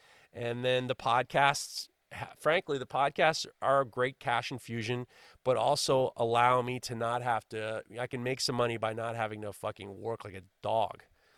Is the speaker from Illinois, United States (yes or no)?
no; New York, United States; I'm from New York, for Christ's sakes.